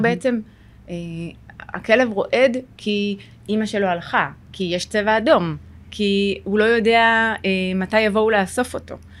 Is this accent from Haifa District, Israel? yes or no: no; Sderot, Southern District, Israel; אני גרה בשדרות, נולדתי בשדרות